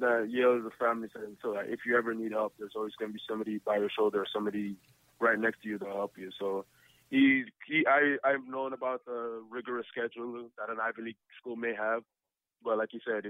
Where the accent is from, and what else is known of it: Canada